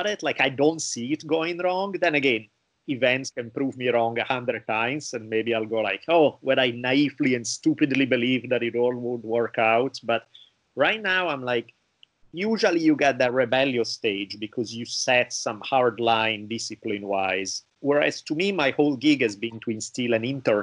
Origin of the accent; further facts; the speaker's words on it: Italy; growing up in Italy